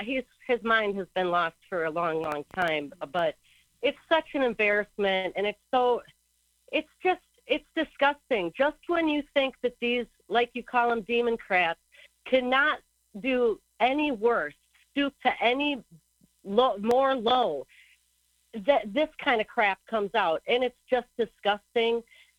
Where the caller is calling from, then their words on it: Kauai, Hawaii, United States; I'm calling from Hawaii.